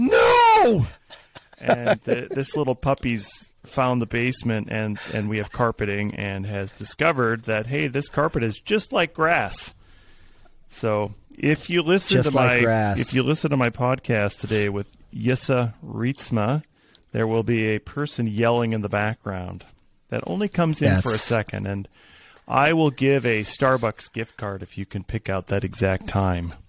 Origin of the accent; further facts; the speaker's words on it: Golden Valley, Minnesota, United States; I grew up in Golden Valley, Minnesota